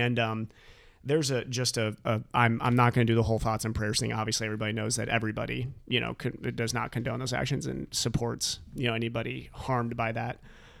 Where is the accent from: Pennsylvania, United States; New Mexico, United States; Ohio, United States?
Ohio, United States; Dayton; So anybody who listens to the podcast knows that I am from Dayton, Ohio. My family is based out of there.